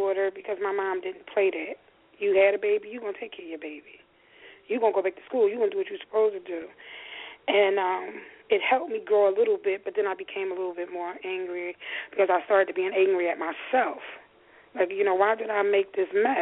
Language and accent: English; Philadelphia, Pennsylvania, United States; I grew up in North Philadelphia.